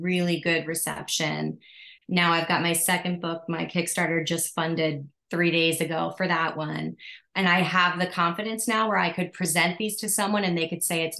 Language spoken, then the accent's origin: English; East Coast, United States; moved away as an adult; now in Hawaii, United States; originally from the East Coast